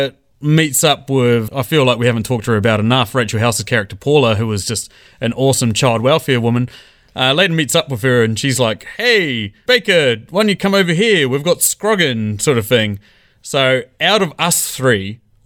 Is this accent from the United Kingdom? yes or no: yes; England, United Kingdom; as a English person